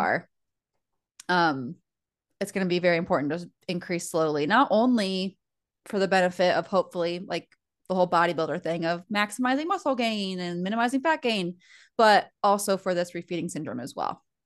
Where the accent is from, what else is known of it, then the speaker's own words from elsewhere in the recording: United States; now in Fort Wayne, United States; we're American